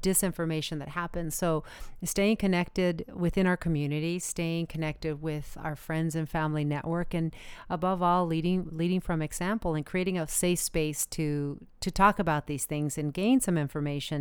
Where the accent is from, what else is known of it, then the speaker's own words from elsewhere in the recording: United States; I am a very proud American